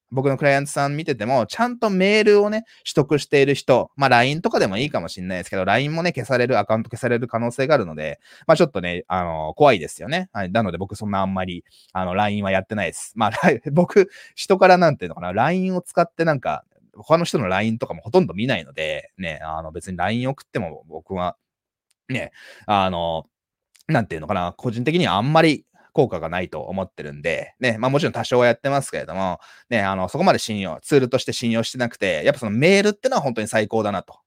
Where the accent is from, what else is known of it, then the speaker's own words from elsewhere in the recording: Japan; 全然普通の日本人と変わんないんですけども、まあ、日本人の中ではね、英語うまい方だと思いますけども